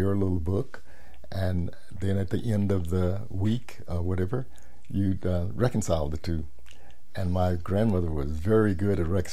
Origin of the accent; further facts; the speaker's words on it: Nashville, Tennessee, United States; moved away; I grew up in Nashville, Tennessee